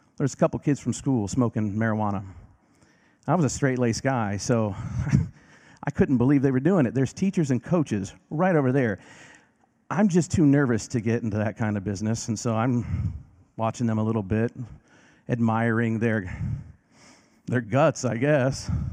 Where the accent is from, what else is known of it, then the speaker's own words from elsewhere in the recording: Decatur, Illinois, United States; moved away; Decatur, Illinois, my hometown